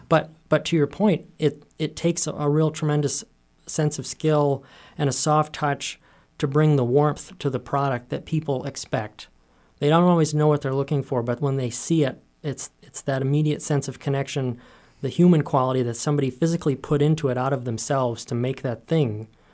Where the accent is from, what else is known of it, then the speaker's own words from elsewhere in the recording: Willimantic, Maine, United States; growing up in Willimantic